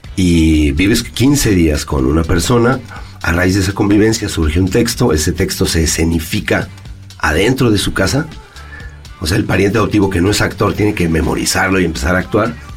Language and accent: Spanish; Mexico; also born or lived in Madrid, Spain; me fui a vivir allá y ahí me di cuenta que soy mexicano